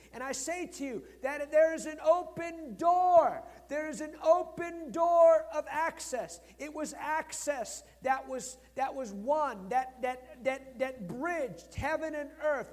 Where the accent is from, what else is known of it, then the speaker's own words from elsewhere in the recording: United States; I'm American.